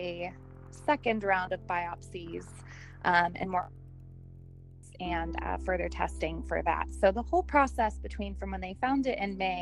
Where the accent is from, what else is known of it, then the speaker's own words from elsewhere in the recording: Southern California, United States; also born or lived in Orange County, California; now in Napa Valley, United States; I grew up in Southern California